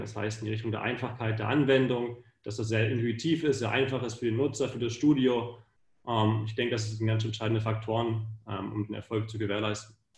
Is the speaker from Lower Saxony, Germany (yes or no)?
yes; Hanover district, Lower Saxony, Germany; moved away as an adult; also born or lived in Munich, Germany / United States; now in Vienna, Austria; ich komme aus Deutschland, aus der LK Hannover